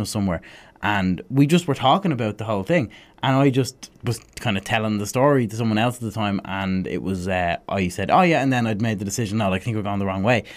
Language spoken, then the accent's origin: English; Dublin, Leinster, Ireland; growing up in Blanchestown, you've got a shopping centre